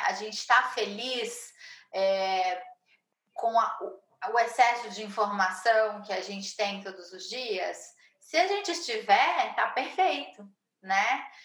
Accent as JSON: {"language": "Portuguese", "country": "Brazil", "said": "sou brasileira, moro em São Paulo"}